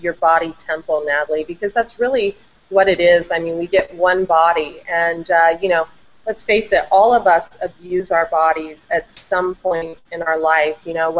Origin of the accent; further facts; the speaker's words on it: Vandalia, Ohio, United States; moved away as an adult; also born or lived in Del Mar, California; now in San Diego, United States; I'm from Ohio, a small town, Dayton, Vandalia, Ohio